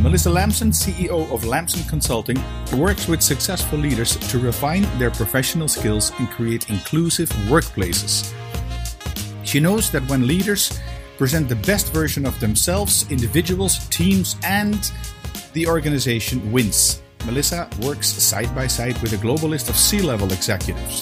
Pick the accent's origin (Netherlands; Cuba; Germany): Netherlands